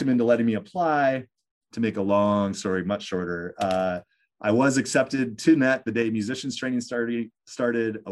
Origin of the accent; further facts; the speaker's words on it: Eagan, Minnesota, United States; I grew up in Eagan, yeah. Minnesota, which is the next suburb over from West St. Paul